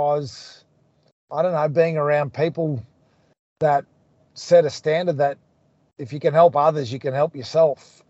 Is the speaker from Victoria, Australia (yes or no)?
no; Townsville, Queensland, Australia; also born or lived in Thursday Island, Queensland; I moved to Townsville as a young kid, and, you know, I grew up in a place called Palarenda, which was not far from the city